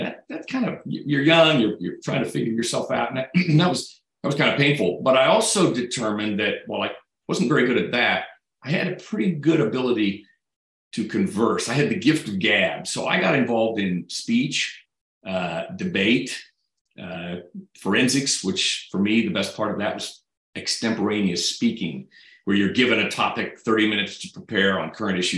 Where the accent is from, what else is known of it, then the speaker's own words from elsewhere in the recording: Great Bend, Kansas, United States; now in Kansas City, United States; growing up in Great Bend